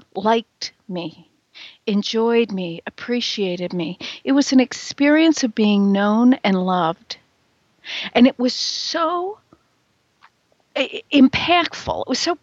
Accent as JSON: {"language": "English", "region": "Midwest", "country": "United States", "accent": "Midwestern", "lives_now": "Chicago, United States", "said": "I'm in Chicago. I'm very much a Midwesterner. You can probably hear it in my accent."}